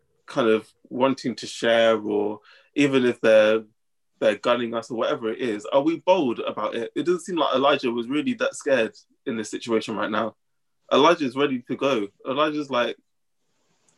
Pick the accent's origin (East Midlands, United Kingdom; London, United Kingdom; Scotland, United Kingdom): East Midlands, United Kingdom; Northampton; we're from Northampton